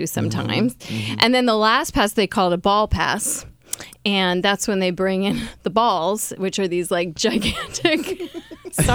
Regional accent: Yonkers, New York, United States; also born or lived in Bronx, New York; I visited the Bronx for 2 years, and then we couldn't afford the school anymore, so we lived in Yonkers

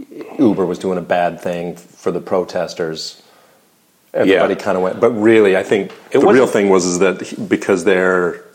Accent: Canada; I'm Canadian, yeah.

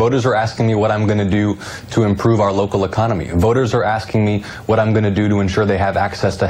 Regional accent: Georgia's 6th District, United States; Folks here in Georgia's 6th District

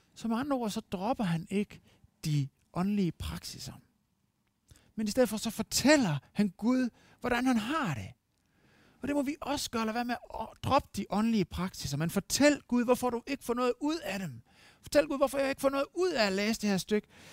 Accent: Denmark; som dansker

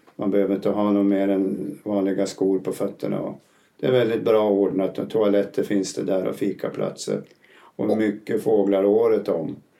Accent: northern Uppland, lower Dalälven, Uppsala County, Sweden; moved away as an adult; also born or lived in Gysinge; now in Spain; Jag kommer från norra Uppland vid nedre Dalälven. Jag är 71 år, bor numera i Spanien.

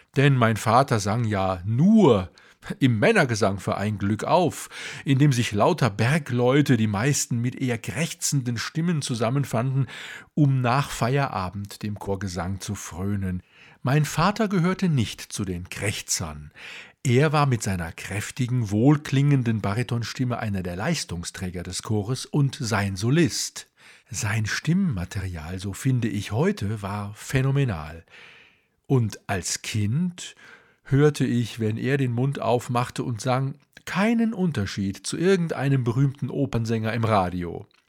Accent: Duisburg, North Rhine-Westphalia, Germany; now in Munich, Germany; Geboren wurde ich 1960 im Sternzeichen des Skorpions in Duisburg genauer gesagt in Walsum, einem damals noch selbstständigen Ort, der vom Steinkohlebergbau lebte.

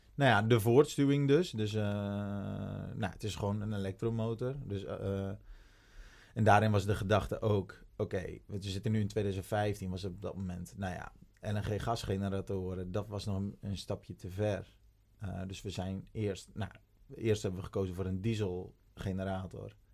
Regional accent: Urk, Flevoland, Netherlands; moved away; ik kom oorspronkelijk van Urk

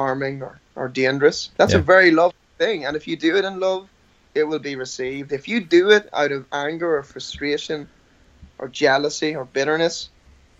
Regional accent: Ireland; I'm Irish

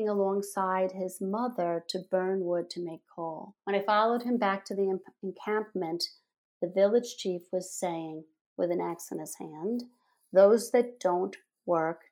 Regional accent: New York City, New York, United States; I grew up in the Bronx, New York, and my father had a dark room in the bathroom of our apartment there

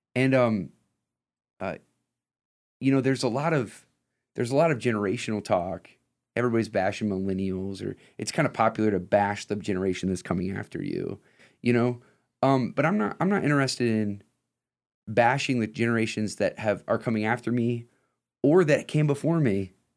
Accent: Lima, Ohio, United States; I'm from Lima.

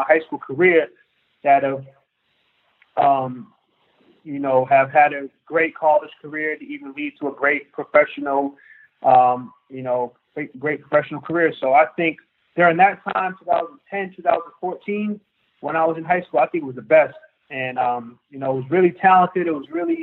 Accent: New Bedford, Massachusetts, United States; moved away as an adult; also born or lived in Washington, D.C. / Barrington, Rhode Island; now in Strasbourg, France; growing up in New Bedford, Massachusetts

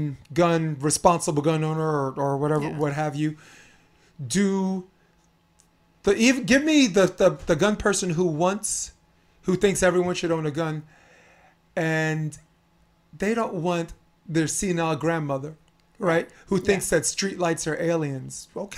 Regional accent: New York City, New York, United States; Me growing up in New York City, in Brooklyn, New York, I'm not an urban guy.

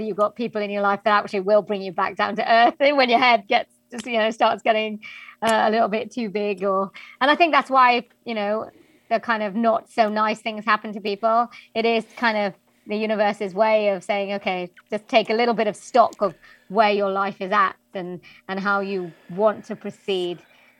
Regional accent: Wales, United Kingdom; accent: Welsh; like I come from Wales, I've grown up in Wales, and they didn't predominantly want a Welsh accent

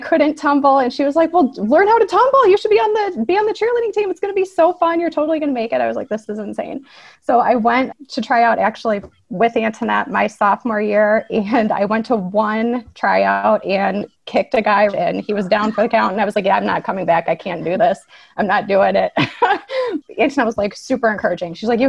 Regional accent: Ohio, United States; moved away as an adult; also born or lived in Michigan; I came from Ohio and went to an out-of-state school specifically to ice skate.

